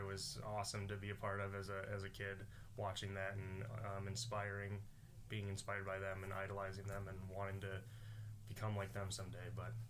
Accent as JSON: {"language": "English", "region": "Michigan", "country": "United States", "tie": "born or raised there", "also_born_or_lived": "Minnesota", "moved": "yes", "lives_now": "Pennsylvania, United States", "said": "Yep, so I actually grew up not in the state of Pennsylvania. I grew up in Michigan. Michigan was a huge hockey state."}